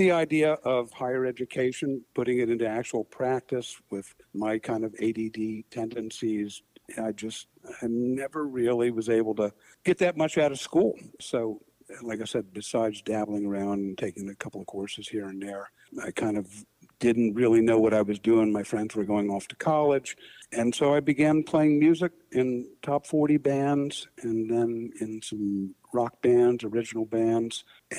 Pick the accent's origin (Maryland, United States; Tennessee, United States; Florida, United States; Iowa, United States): Maryland, United States; Bethesda; also born or lived in Washington, D.C.; I grew up in Bethesda, Maryland. I went to Walter Johnson High School